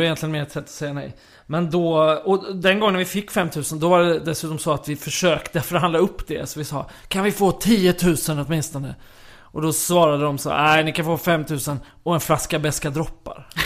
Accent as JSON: {"language": "Swedish", "town": "Kristianstad", "region": "Skåne", "country": "Sweden", "tie": "born or raised there", "said": "i Kristianstad där jag växte upp"}